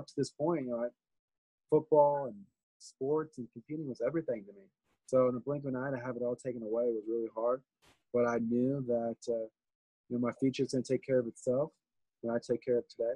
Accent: Des Moines, Iowa, United States; moved away as an adult; now in Port St. Lucie, United States; I grew up in Des Moines, Iowa. Born and raised

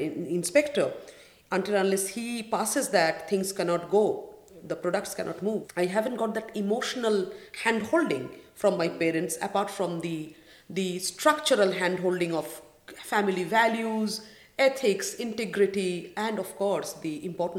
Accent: Kolkata, West Bengal, India; moved away as an adult; now in United Arab Emirates; I was born in Calcutta

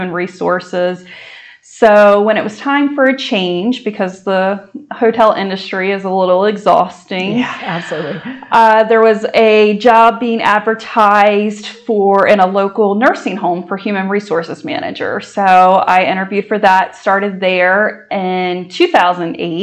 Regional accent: Sussex County, Delaware, United States; we are certainly Sussex County born and raised

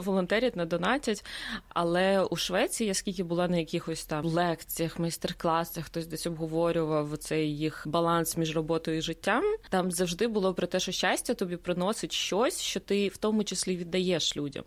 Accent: Ukraine; moved away as an adult; now in Sweden; ми з України

